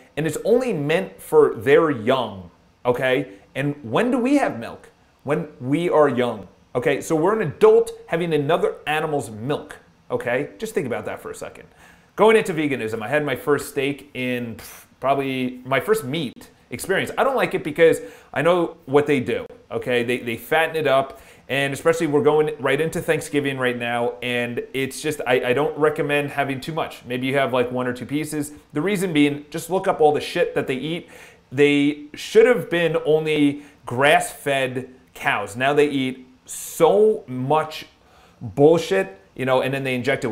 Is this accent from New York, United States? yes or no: yes; Long Island, New York, United States; now in New York City, United States; I grew up on Long Island